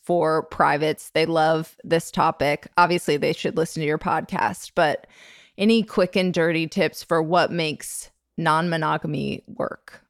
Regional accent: Midwest, United States; moved away; I'm actually from the Midwest, and we are a surprisingly horny bunch

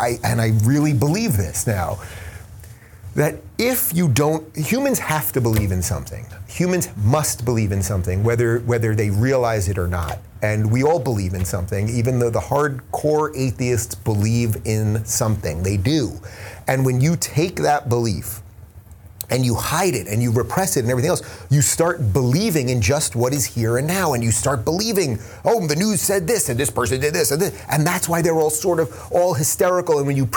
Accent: Long Island, New York, United States; moved away as an adult; also born or lived in Brooklyn, New York; now in Los Angeles, United States; I was born in Brooklyn in 76 before it was like hipster Brooklyn, when it was still old school Brooklyn. Lived there for my first couple of years. I grew up in Long Island, which is the suburbs of New York City. And then I moved to New York City in 2000

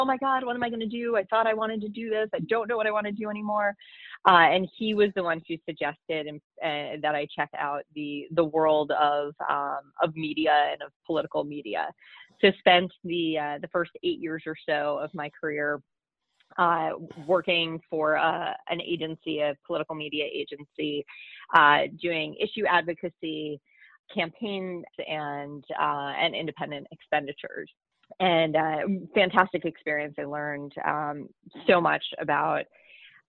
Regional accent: Minnesota, United States; moved away as an adult; now in Washington, D.C., United States; my home state of Minnesota

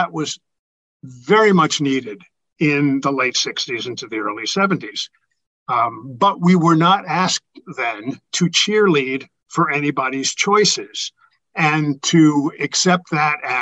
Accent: New York, United States; when I grew up in New York, I was around cross-dressers and gays and everything

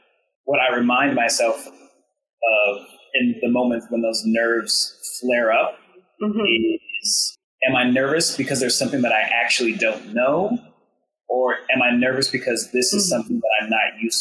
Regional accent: Blue Springs, Missouri, United States; I grew up in Blue Springs, Missouri, which is a suburb of Kansas City, Missouri.

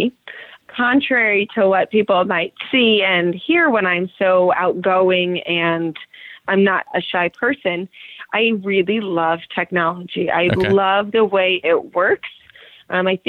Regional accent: Meridian, Idaho, United States; I'm still from Meridian, Idaho.

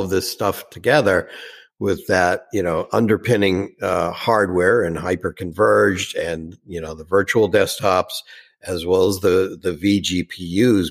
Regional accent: Boston, Massachusetts, United States; accent: Boston; my Boston accent

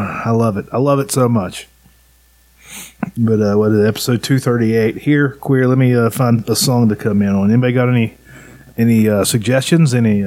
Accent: West Virginia, United States; I'm from West Virginia, and I'm a white man.

